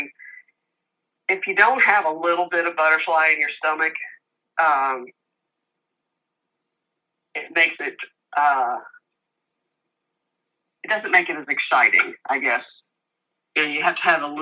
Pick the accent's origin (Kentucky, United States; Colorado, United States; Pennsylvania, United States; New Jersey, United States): Kentucky, United States; Louisville; moved away as an adult; now in St. Petersburg, United States; I'm originally from Louisville, Kentucky. homegrown Louisville, Kentucky. I moved to Florida when I was 32.